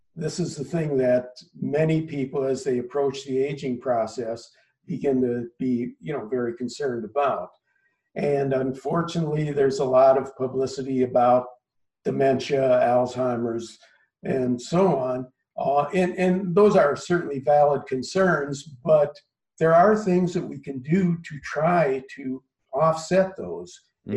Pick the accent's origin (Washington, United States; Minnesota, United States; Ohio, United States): Minnesota, United States; Minneapolis; moved away as an adult; also born or lived in Los Angeles; now in Philadelphia, United States; I grew up in Minneapolis, Minnesota. Spent the first 22 or so years of my life